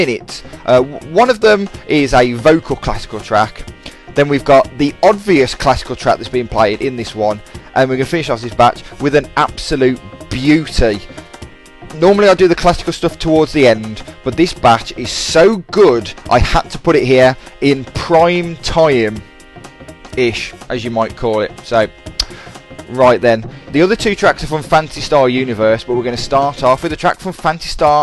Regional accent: Dudley, West Midlands, United Kingdom; I'm from Dudley, of course

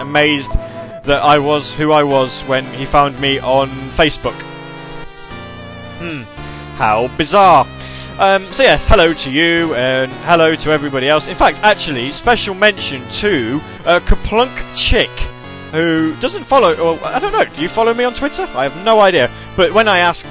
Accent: United Kingdom; Because I'm British. You see, I don't really pronounce my THs awfully well

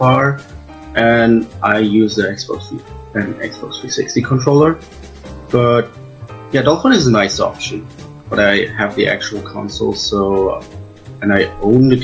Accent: Germany; I'm from Germany.

